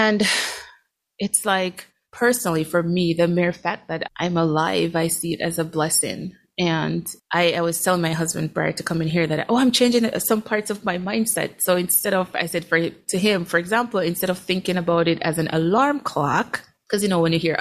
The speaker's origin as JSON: {"language": "English", "country": "Jamaica", "tie": "born or raised there", "moved": "yes", "lives_now": "Eau Claire, United States", "said": "growing up in Jamaica. And so, yeah, when I came to the States"}